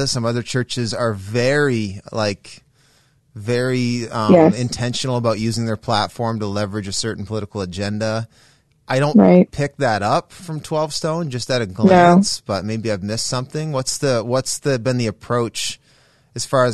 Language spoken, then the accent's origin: English; Canada; As a Canadian